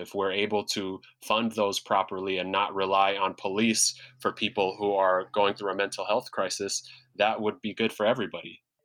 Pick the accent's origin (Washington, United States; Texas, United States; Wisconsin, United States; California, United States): Washington, United States; Seattle; also born or lived in Sudan / New York; I was raised in South Seattle in public housing in South Seattle, went to public schools in South Seattle